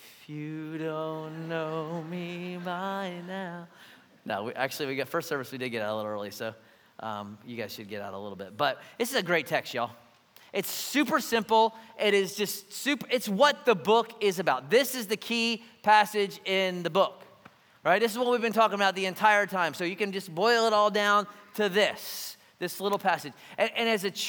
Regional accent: Philadelphia, Pennsylvania, United States; now in Savannah, United States; I'm from Philly

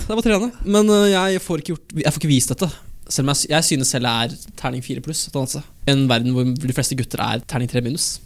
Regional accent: Elverum, Innlandet, Norway; Jeg er fra Sørskogbygda i Elverum

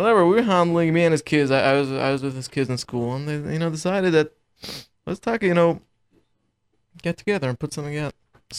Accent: Toronto, Ontario, Canada; So I grew up in Toronto.

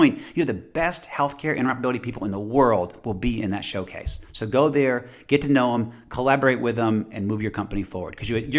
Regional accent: Boston, Massachusetts, United States; moved away; I'm initially from Boston, which is, you know, a great city, and initially from Massachusetts, a great state. But I live in Georgia, and I love Georgia now.

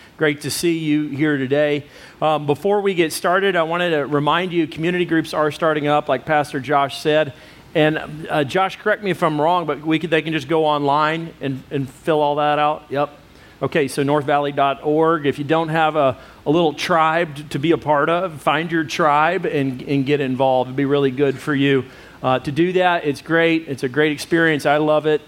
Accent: United States

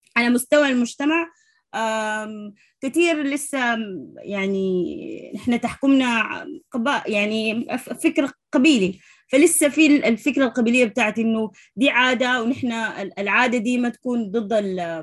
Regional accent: Sudan; moved away as an adult; أنا أول سودانية في ال، في ال، في الكلاس بتاع ال، القائد الشباب للأمم المتحدة

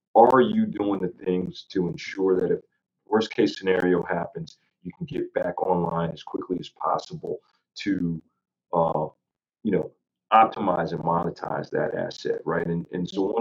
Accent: United States; as an American

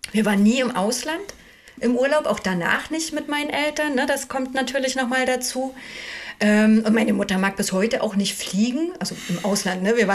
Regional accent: Altwarp, Mecklenburg-Vorpommern, Germany; Also ich bin ja am Wochenende und in den Ferien immer bei meinen Großeltern gewesen, bin ja da aufgewachsen in Altwar, direkt am Wasser. Also Ökermünde liegt ja auch am Wasser, ne?

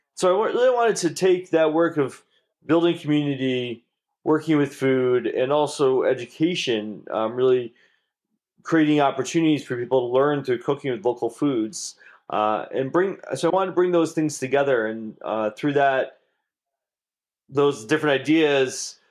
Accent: Maine, United States; also born or lived in New York City; I grew up in Maine

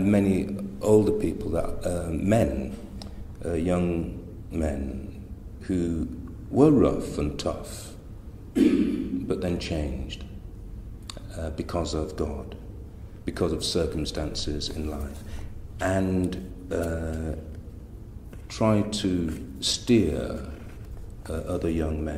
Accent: Leeds, Yorkshire and the Humber, United Kingdom; I was born in Chapel Town, Leeds

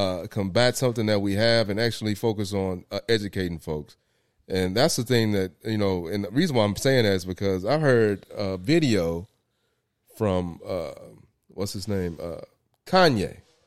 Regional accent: Winston-Salem, North Carolina, United States; Yeah, I'm from Winston-Salem, North Carolina.

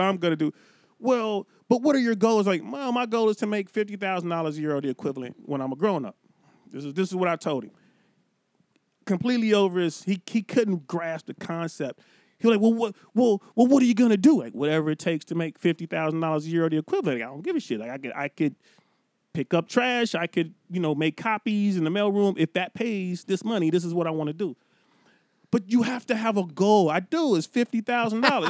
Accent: Cincinnati, Ohio, United States; moved away as an adult; now in California, United States; I grew up in Cincinnati, Ohio.

